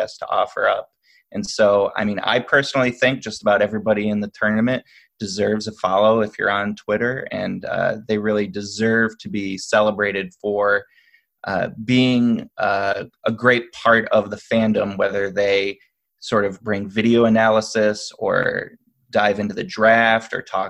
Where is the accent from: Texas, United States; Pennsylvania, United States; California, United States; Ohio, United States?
Ohio, United States; Toledo; I grew up in Ohio, actually, Toledo